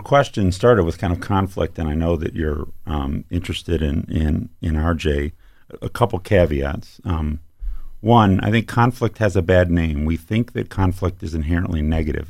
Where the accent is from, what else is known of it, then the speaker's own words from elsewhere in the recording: Ann Arbor, Michigan, United States; also born or lived in Petoskey, Michigan / Bay Shore, Michigan; I grew up in Ann Arbor